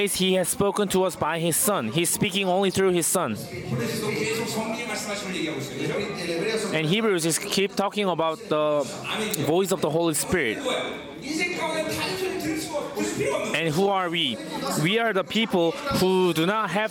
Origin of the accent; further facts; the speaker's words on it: South Korea; first language Korean; English is a second language; I'm a Korean